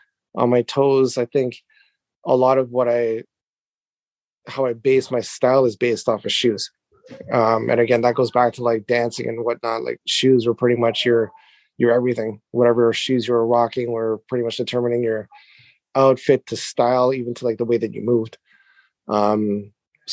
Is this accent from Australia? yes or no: no; Canada; moved away as an adult; now in Japan; I am Canadian, living in Japan for the last 10 years or so with my wife and my family